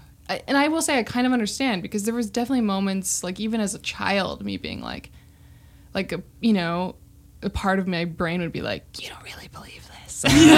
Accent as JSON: {"language": "English", "town": "Missoula", "region": "Montana", "country": "United States", "tie": "born or raised there", "said": "So we grew up in Montana as well."}